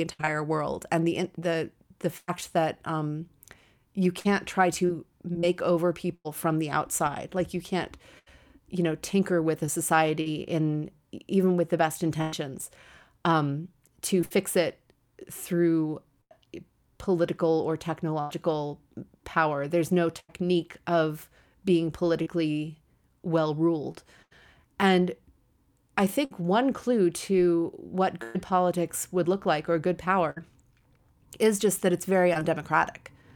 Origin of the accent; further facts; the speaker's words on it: United States; an American woman